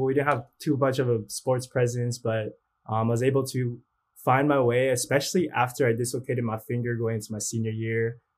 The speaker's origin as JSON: {"language": "English", "town": "Boston", "region": "Massachusetts", "country": "United States", "tie": "born there", "also_born_or_lived": "California", "said": "So I was born in Boston."}